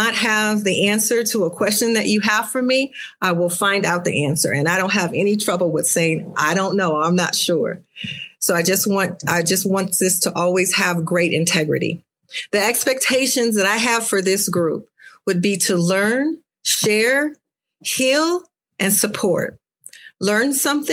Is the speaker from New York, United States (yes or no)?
no; Akron, Ohio, United States; I'm from Akron, Ohio, home of LeBron James